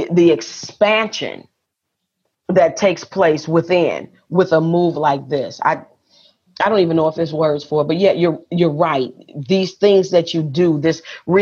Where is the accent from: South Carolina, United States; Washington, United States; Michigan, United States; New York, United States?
Michigan, United States; Detroit; moved away as an adult; also born or lived in Las Vegas, Nevada / Atlanta, Georgia / Jonesboro, Georgia; now in Lake Chapala, Mexico; I was born and raised in Detroit, lived in Las Vegas, then moved to Atlanta